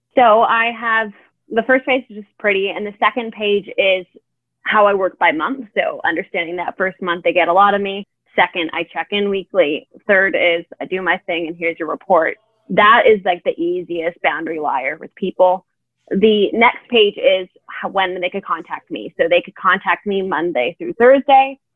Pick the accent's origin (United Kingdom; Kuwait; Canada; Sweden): Canada; now in Europe; I am a Canadian entrepreneur